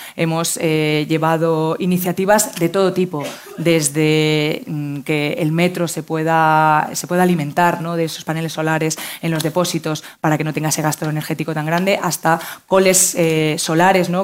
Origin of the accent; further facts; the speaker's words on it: Community of Madrid, Spain; los madrileños y madrileñas nos sintamos orgullosos